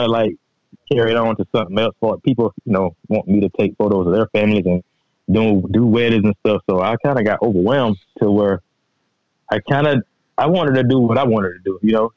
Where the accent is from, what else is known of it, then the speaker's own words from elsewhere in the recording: Register, Georgia, United States; now in Statesville, United States; I stay in Statesville. But I'm originally from Register. You know, there's nothing but woods out there.